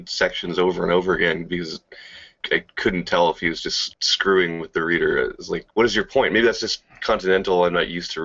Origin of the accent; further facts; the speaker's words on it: British Columbia, Canada; I am from BC, Canada, the hat of America.